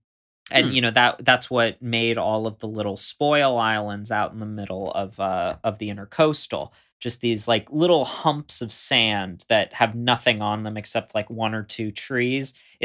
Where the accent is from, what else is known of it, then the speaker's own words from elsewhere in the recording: Florida, United States; So I grew up not like on the Gulf Coast, but what's called the intercoastal, where there's like there's thin barrier islands out in the Gulf, or right between Florida and the Gulf.